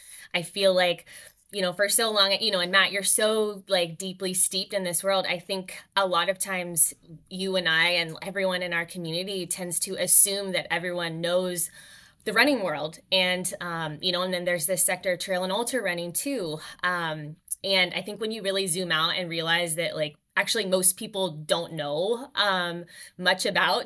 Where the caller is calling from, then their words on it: Vancouver, British Columbia, Canada; Oh, for sure. Yeah, I'm calling in from beautiful Vancouver, British Columbia right now.